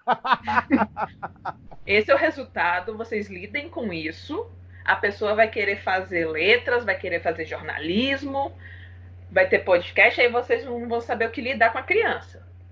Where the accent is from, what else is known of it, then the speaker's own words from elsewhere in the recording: Ceará, Brazil; Eu sou cearense, sou fotógrafa